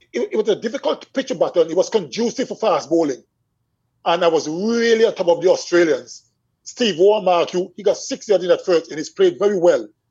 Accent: Swetes, Antigua & Barbuda; I remember growing up in Swedes

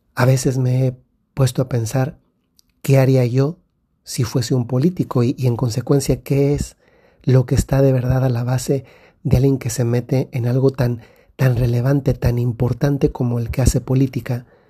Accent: Mexico; moved away; Recientemente he estado en México, en mi país

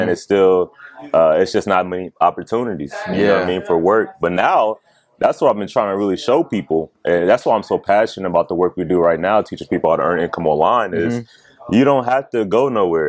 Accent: Mansfield, Ohio, United States; also born or lived in Columbus, Ohio; Mansfield, Ohio.

